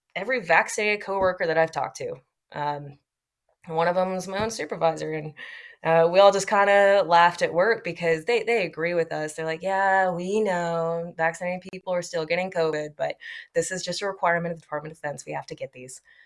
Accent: Texas, United States; I'm from Texas

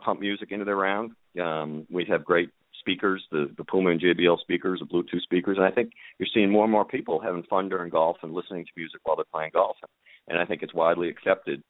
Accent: Boston, Massachusetts, United States; I grew up in Boston

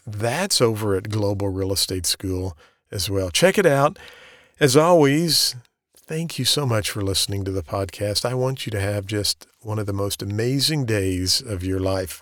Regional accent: the Ozarks, United States; I'm from the Ozarks.

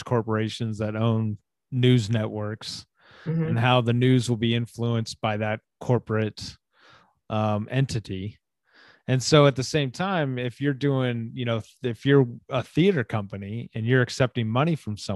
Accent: the South, United States; I grew up in the South

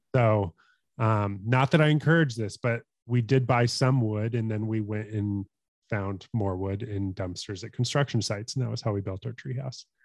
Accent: Colorado, United States; also born or lived in Tulsa, Oklahoma; I grew up in Colorado, um, have lived here all my life other than when I moved to Oklahoma, um, to go to school at Oral Roberts in Tulsa.

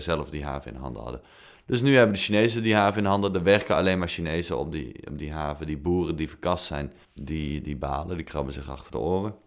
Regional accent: Netherlands

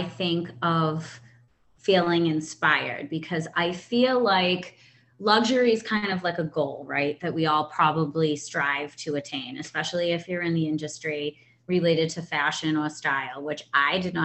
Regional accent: Boston, Massachusetts, United States; I'm from Boston, Massachusetts

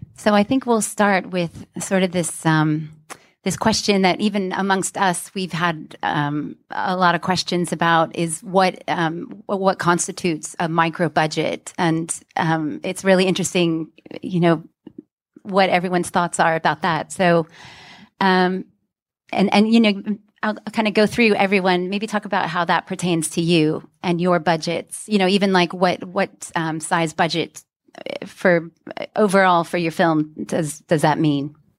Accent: Houston, Texas, United States; moved away as an adult; now in London, United Kingdom; I'm from Houston, but I've lived in London a long time.

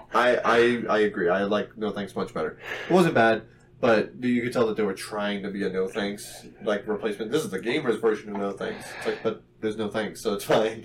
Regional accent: New Mexico, United States; we're from New Mexico

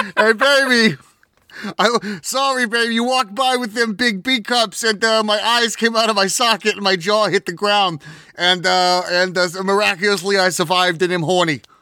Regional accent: Southwest California, United States; we come from Southwest California

